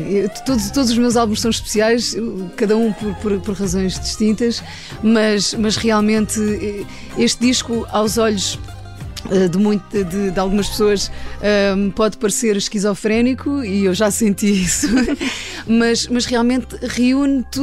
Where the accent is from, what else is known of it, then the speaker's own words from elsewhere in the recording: Ribatejo, Portugal; born there; Então, o meu irmão nasceu em Paredes eu nasci no Ribatejo